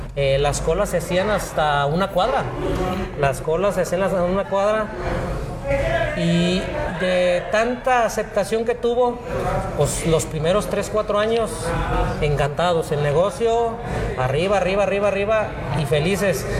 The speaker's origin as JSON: {"language": "Spanish", "town": "Ixtlán del Río", "region": "Nayarit", "country": "Mexico", "tie": "born or raised there", "also_born_or_lived": "Guadalajara", "said": "a mi pueblo querido, Islán del Río"}